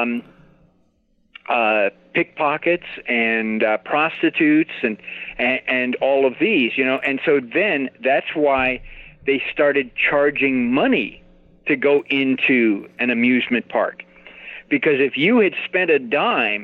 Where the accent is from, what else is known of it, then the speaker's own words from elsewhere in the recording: Glendale, California, United States; I'm the one who grew up in Glendale.